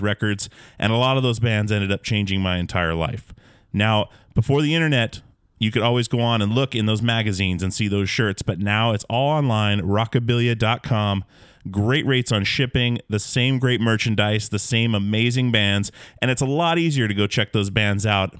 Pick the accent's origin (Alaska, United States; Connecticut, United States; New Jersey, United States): Alaska, United States; born or raised there